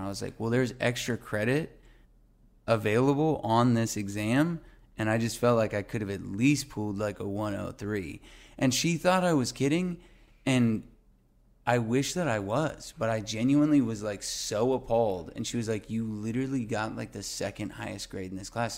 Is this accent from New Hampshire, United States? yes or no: no; Albuquerque, New Mexico, United States; now in Los Angeles, United States; my hometown of Albuquerque, New Mexico